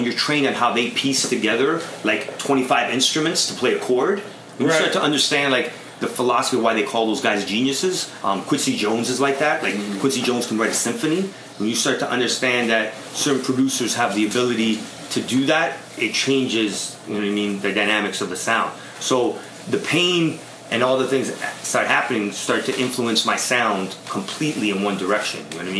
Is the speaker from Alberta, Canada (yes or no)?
no; Toronto, Ontario, Canada; I'm a kid from Toronto trying to play it cool.